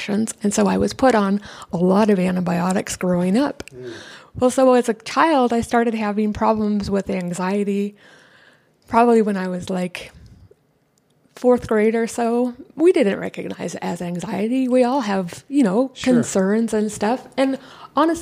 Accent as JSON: {"language": "English", "town": "San Diego", "region": "California", "country": "United States", "tie": "born or raised there", "said": "I was born and raised here in San Diego."}